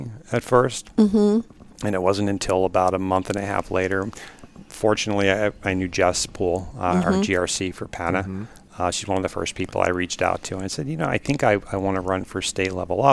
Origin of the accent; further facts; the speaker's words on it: Newtown, Pennsylvania, United States; I'm from Bucks County, Newtown specifically